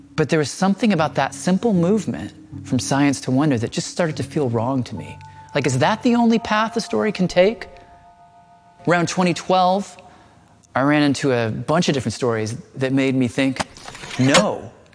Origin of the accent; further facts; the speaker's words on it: Nashville, Tennessee, United States; moved away; I grew up in Tennessee, and I felt no nostalgia for that place.